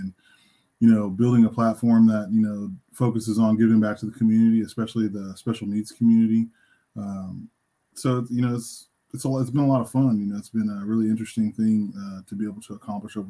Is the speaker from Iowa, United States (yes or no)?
no; Temple, Texas, United States; I'm originally from Central Texas, born and raised.